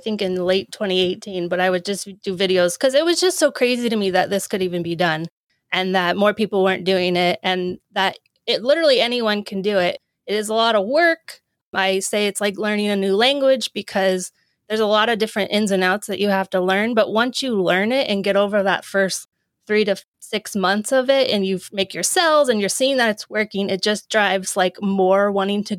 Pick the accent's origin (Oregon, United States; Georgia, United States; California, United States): Oregon, United States; moved away as an adult; I go home. I'm from Oregon. So I go home a lot